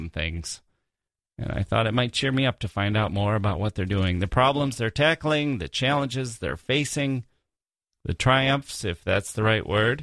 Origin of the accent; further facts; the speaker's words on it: Wisconsin, United States; moved away as an adult; also born or lived in Chicago / Europe / Asia / Michigan; now in Washington, D.C., United States; I grew up in Wisconsin, the Midwest